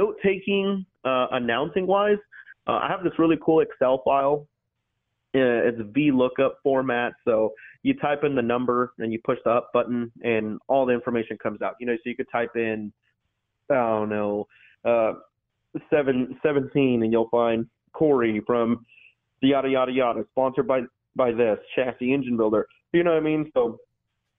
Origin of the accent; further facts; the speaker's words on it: New Mexico, United States; Growing up in New Mexico